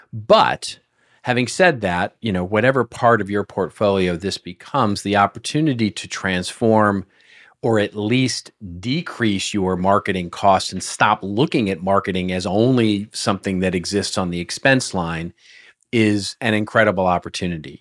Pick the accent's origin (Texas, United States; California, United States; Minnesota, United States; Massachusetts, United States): Texas, United States; moved away; I'm originally from Texas